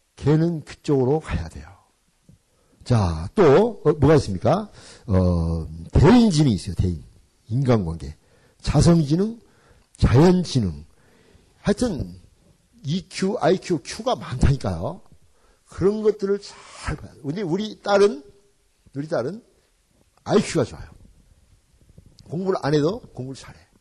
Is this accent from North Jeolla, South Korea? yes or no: yes; Jeonju, North Jeolla, South Korea; moved away as an adult; also born or lived in Gwangju; now in United States; 우리 집 전주인데